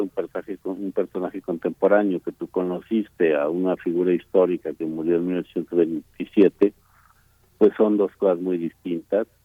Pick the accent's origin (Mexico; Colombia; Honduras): Mexico; Eh bueno, yo como muchísimos mexicanos, tú incluido, pues formamos parte de una conjugación de generaciones